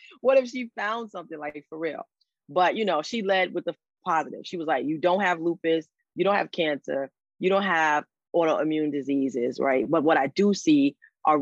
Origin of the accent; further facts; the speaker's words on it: New York City, New York, United States; I am a Throgs Neck girl now, but I lived everywhere. Kingsbridge, Fordham